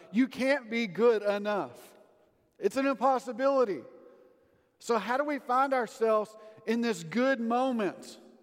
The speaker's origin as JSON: {"language": "English", "town": "Sundown", "region": "Texas", "country": "United States", "tie": "born or raised there", "moved": "yes", "said": "all my old classmates that still live in my hometown of Sundown."}